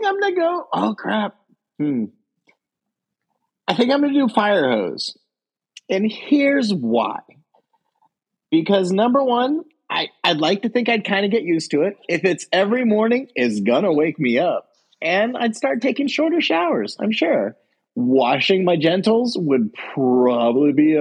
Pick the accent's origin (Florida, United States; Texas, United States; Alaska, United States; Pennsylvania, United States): Alaska, United States; moved away; I lived in Alaska.